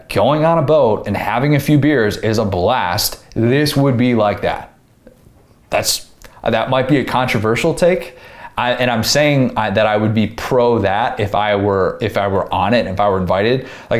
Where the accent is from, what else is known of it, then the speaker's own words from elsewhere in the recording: Memphis, Tennessee, United States; also born or lived in Nashville; I grew up in Memphis, went to Nashville for many years